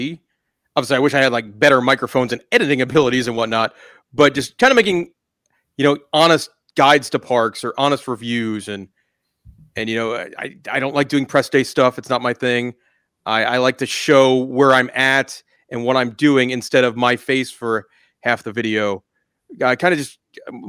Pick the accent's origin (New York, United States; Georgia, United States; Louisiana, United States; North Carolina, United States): New York, United States; Long Island; now in Florida, United States; I grew up on Long Island in New York